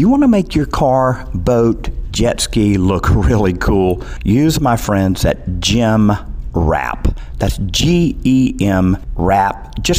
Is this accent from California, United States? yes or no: no; Georgia, United States; I'm a Georgia native, so I grew up in Clayton County, and Clayton County now has a little piece of MARTA.